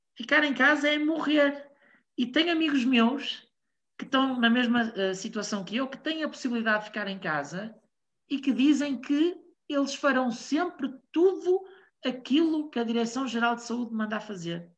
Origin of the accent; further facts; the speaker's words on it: Portugal; Eu sou português, estou em Portugal